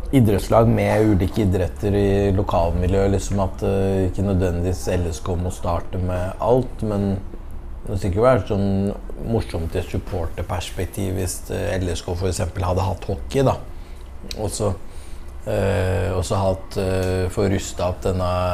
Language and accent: Norwegian; Skjetten, Akershus, Norway; also born or lived in Lillestrøm; jeg er født og oppvokst på Skjetten